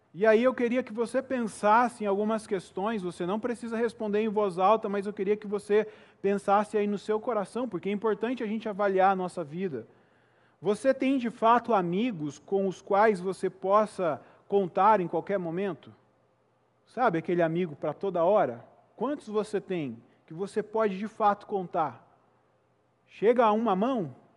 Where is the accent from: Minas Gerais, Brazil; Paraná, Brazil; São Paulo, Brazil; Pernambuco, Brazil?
Minas Gerais, Brazil; Itajubá; also born or lived in Belo Horizonte; E eu morei boa parte da minha vida, embora tenha nascido ali em Belo Horizonte, em uma cidade do sul de Minas chamada Itajubá